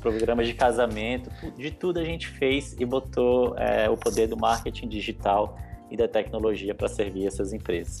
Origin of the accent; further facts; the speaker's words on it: Brasília, Federal District, Brazil; moved away as an adult; now in São Paulo, Brazil; eu sou natural de Brasília, hoje eu moro em São Paulo já faz aproximadamente